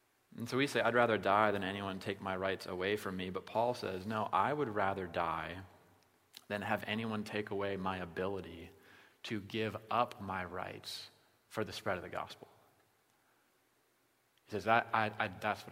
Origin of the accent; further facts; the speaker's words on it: Iowa, United States; we're from Iowa